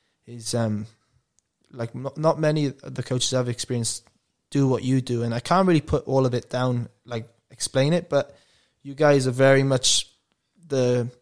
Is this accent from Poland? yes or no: no; England, United Kingdom; moved away; I remember I came to you actually, I went, because I came from England, and I go, oh, what's the plays?